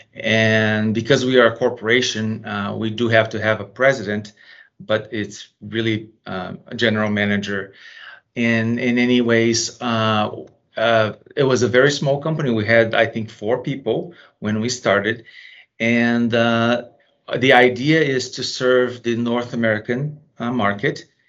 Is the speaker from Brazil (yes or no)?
yes; Brazil; now in United States; I was originally from Brazil